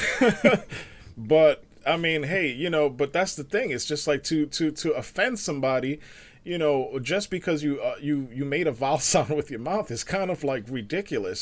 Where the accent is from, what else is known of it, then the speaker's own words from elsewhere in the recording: New York City, New York, United States; moved away; also born or lived in suburbs; growing up in the Bronx, like, it's, it's Hispanics and blacks out there.